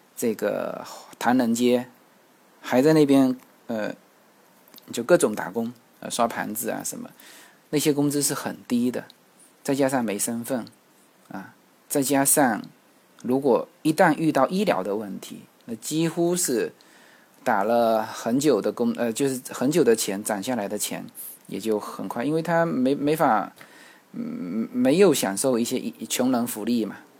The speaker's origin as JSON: {"language": "Chinese", "country": "China", "said": "我们大陆这边"}